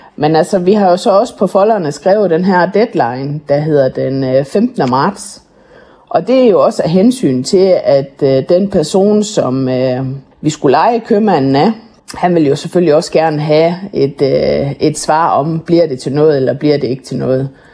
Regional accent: Jutland, Denmark; vi er sindige jyder

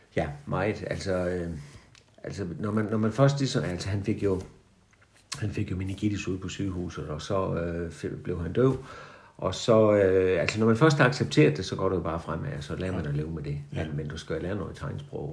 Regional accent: Haderslev, Southern Denmark, Denmark; jeg er sådan uh, øh, 1949-model, vokset op på Moltrupvej lige over for Sankt skole

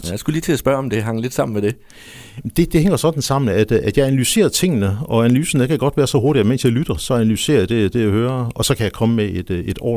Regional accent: Nyborg, Southern Denmark, Denmark; also born or lived in Funen; I virkeligheden, så er jeg, så er jeg Fynbo. Jeg er født i, i Nyborg, boede der ganske kort, fordi min far han var tjenestegørende over ved, ved statsbanerne.

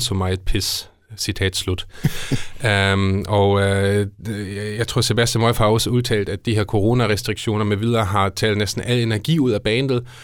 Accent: Esbjerg, Southern Denmark, Denmark; vi er udadtil som Esbjergenser

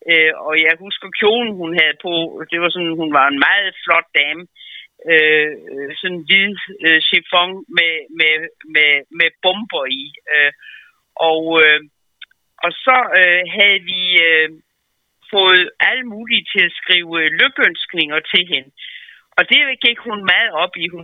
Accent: Als, Southern Jutland, Southern Denmark, Denmark; moved away; jeg kendte jo kun til dem som sønderjyde

